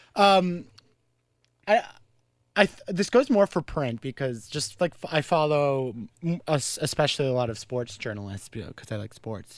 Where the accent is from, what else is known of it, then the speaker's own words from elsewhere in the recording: Carleton Place, Ontario, Canada; my hometown